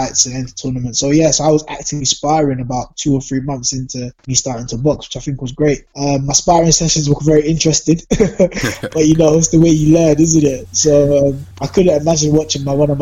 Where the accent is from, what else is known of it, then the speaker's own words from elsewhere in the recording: London, United Kingdom; I grew up in Southeast London in Peckham, so everyone knows what Peckham's like. That's where I went to school.